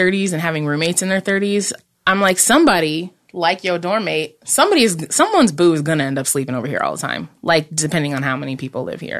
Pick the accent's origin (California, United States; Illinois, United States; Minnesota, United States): Illinois, United States; Central; I grew up in Central Illinois